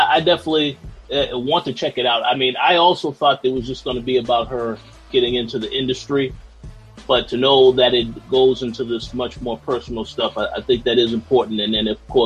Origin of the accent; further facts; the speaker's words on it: Boston, Massachusetts, United States; I am from Boston, Massachusetts